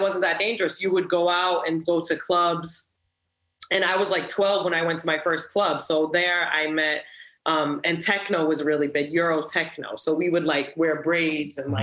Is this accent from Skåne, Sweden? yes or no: no; Stockholm, Stockholm County, Sweden; also born or lived in Providence, Rhode Island, United States; I came from Providence, okay. Rhode Island to Stockholm